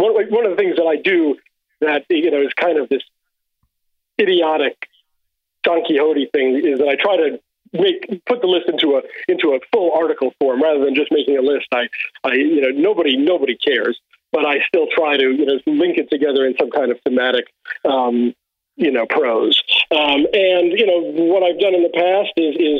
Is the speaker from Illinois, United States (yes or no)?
no; New York City, New York, United States; moved away; although I lived in New York for many, many years, I'm from Brooklyn